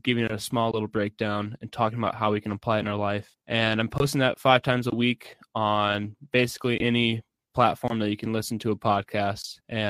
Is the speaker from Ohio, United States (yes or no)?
no; Humboldt, Iowa, United States; I'm from Humboldt, Iowa. It's a small town kind of north of Fort Dodge, like 20 miles. I grew up on a farm